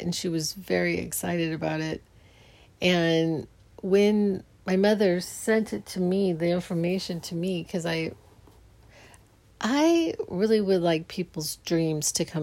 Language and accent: English; Phoenix, Arizona, United States; I grew up in Phoenix